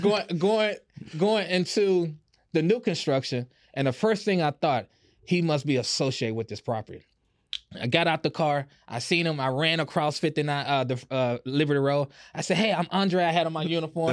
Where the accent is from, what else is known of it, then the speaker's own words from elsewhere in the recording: Houston, Texas, United States; I grew up on Club Creek and, and, and Fifth Ward